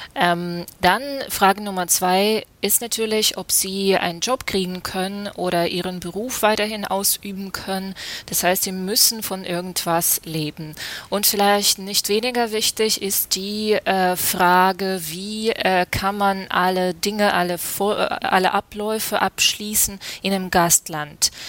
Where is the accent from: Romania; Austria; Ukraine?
Ukraine; Kharkiv, Kharkiv Oblast; born or raised there; German is a second language; moved away as an adult; now in Germany